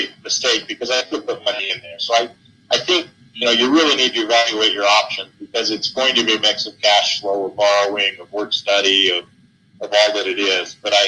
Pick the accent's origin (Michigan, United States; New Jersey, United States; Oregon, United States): Oregon, United States; Southern; now in Utah, United States; I grew up in Oregon, in Southern Oregon.